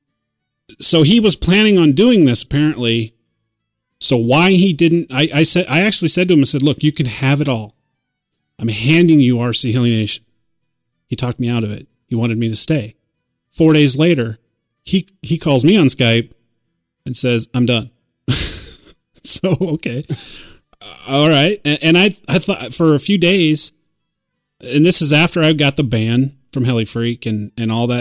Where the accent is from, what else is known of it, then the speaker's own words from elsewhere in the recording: United States; being American